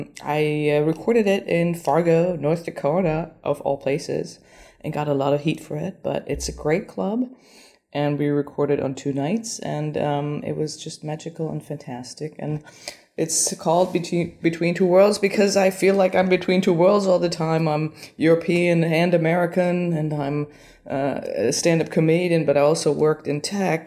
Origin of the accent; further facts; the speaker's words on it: Berlin, Germany; English is a second language; Germany. Berlin. Germany.